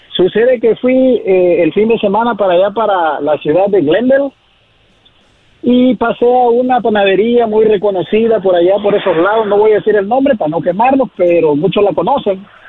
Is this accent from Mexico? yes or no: yes; Acapulco, Guerrero, Mexico; now in Santa Maria, United States; de la costa chica de Guerrero, de Acapulco, Guerrero.